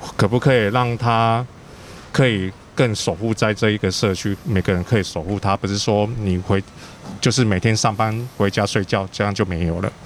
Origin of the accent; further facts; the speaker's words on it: Kaohsiung, Taiwan; also born or lived in Tainan; 我是高雄人，但我是台南出生的啊，其实也算，嗯。算台南人啊，但是高雄长大的